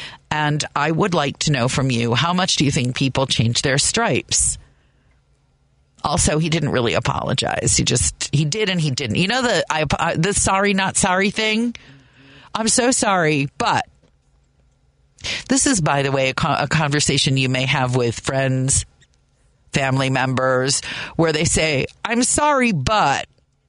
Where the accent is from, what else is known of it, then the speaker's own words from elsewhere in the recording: Chicago, Illinois, United States; And as a Chicagoan, I'm grateful to you.